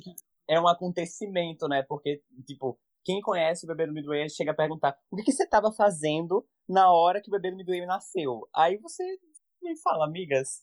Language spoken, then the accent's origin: Portuguese; Natal, Rio Grande do Norte, Brazil; eu sou daqui do Natal mesmo